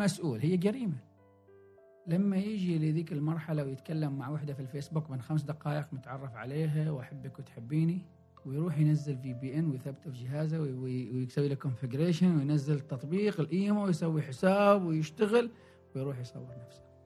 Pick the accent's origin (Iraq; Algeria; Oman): Oman; also born or lived in Salalah, Oman / Muscat, Oman / Sohar, Oman; عندنا في عمان